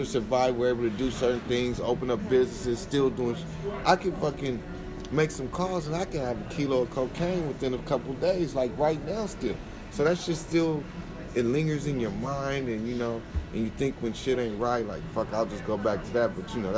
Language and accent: English; Nebraska, United States; moved away; And I'm young. I'm from Nebraska.